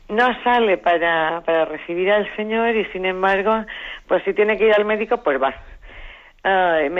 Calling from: Zaragoza, Aragon, Spain; de Zaragoza

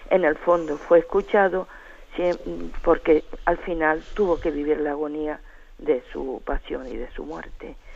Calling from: Tenerife, Canary Islands, Spain; de Tenerife.

